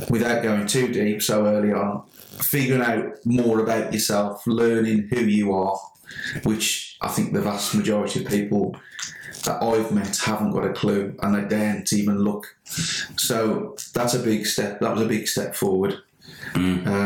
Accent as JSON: {"language": "English", "town": "Sedgley", "region": "West Midlands", "country": "United Kingdom", "said": "I'm actually from Sedgley"}